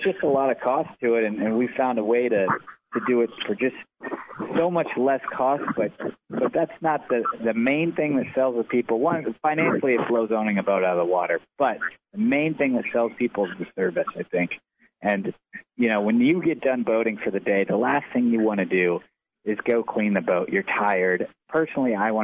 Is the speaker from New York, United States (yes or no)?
no; Sarasota, Florida, United States; I'm from Florida. Sarasota, Florida